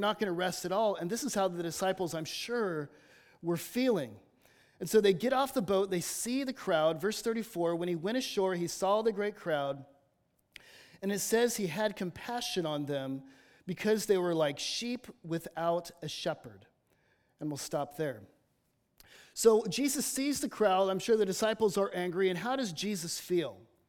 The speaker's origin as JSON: {"language": "English", "town": "Los Angeles", "region": "California", "country": "United States", "lives_now": "Batesville, United States", "said": "There's Disneyland where I'm from. I'm from Los Angeles."}